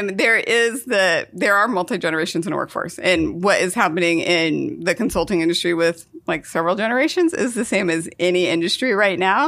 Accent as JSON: {"language": "English", "region": "Idaho", "country": "United States", "tie": "born or raised there", "also_born_or_lived": "Seattle", "moved": "yes", "lives_now": "Portland, United States", "said": "Born and raised in Idaho, lived in Seattle for ten"}